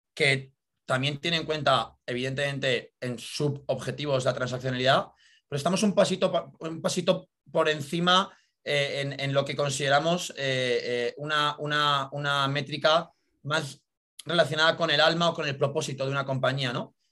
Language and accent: Spanish; Madrid, Community of Madrid, Spain; also born or lived in United States; soy natural de Madrid. Estudié aquí en, la ciudad